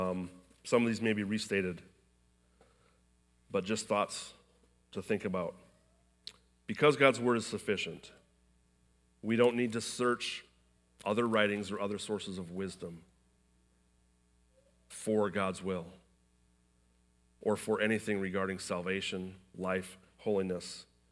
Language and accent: English; Iowa, United States; I was born in Iowa.